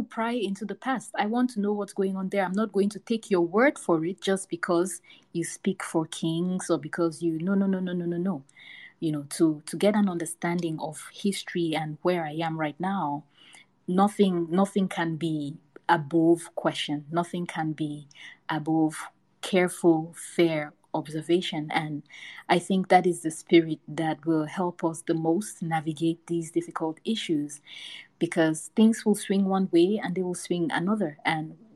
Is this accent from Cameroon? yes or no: yes; Cameroon; moved away as an adult; now in United States; I was born and raised in Cameroon, which is a West African country. I only moved to the US when I was 20.